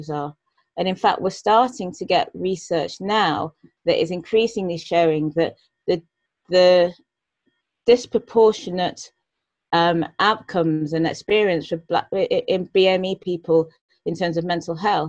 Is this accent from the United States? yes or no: no; United Kingdom; I'm a black female, born and brought up in Britain